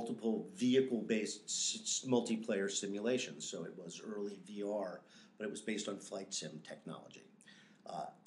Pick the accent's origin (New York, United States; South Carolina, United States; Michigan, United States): New York, United States; moved away as an adult; also born or lived in Chicago / Los Angeles; I grew up in New York